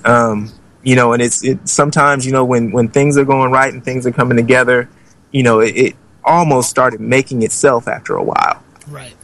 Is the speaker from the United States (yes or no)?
yes; Oakland, California, United States; I'm from Oakland, California